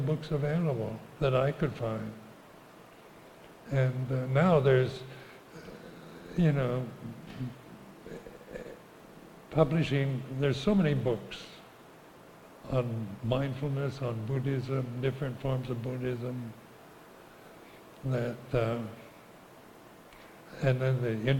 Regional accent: United States; moved away as an adult; also born or lived in Thailand; I was brought up as an American

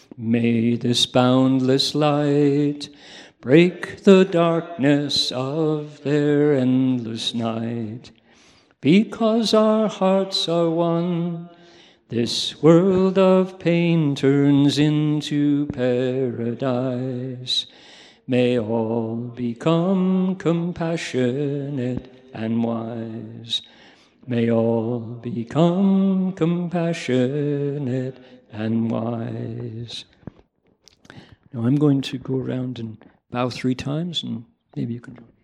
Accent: Toledo, Ohio, United States; moved away; I grew up where? Toledo, Ohio small town

